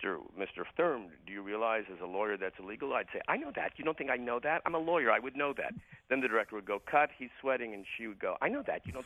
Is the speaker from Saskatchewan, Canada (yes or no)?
no; Hamilton, Ontario, Canada; when I was growing up in Hamilton, Ontario